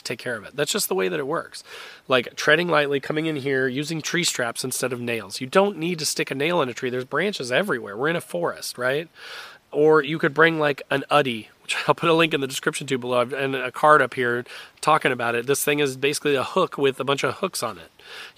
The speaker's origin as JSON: {"language": "English", "region": "Indiana", "country": "United States", "tie": "born or raised there", "said": "I am an Indiana boy. I grew up in Indiana"}